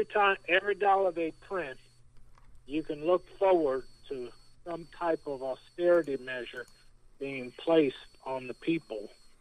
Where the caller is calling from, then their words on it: Indiana, United States; from Indiana.